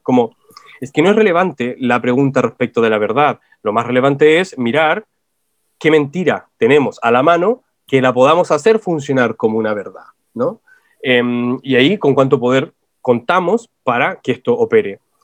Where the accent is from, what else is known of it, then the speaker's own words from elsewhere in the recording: Chile; acá en Chile